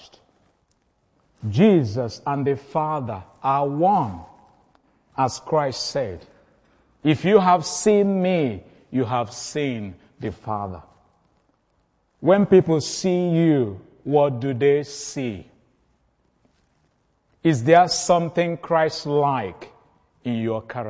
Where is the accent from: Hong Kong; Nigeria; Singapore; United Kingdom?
Nigeria; Igbo, Igboland; I'm from the Igbo tribe.